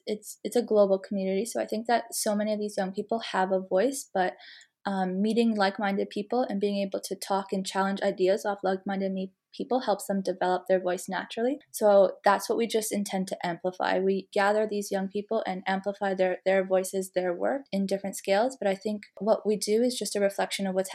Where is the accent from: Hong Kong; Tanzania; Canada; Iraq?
Canada; moved away as an adult; also born or lived in Malawi; now in London, United Kingdom; I'm originally from Canada, where I studied communications and international relations in my undergrad